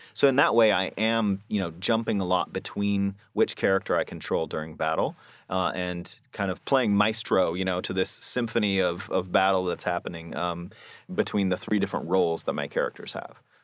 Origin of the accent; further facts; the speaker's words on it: Seattle, Washington, United States; I grew up here in Seattle